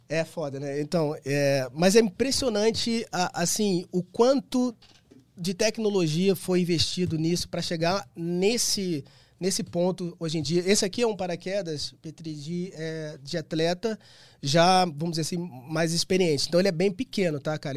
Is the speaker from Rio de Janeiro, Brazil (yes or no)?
yes; Rio de Janeiro, Brazil; eu sou do Rio, então eu tenho um grupo de amigos, né, desde infância e tal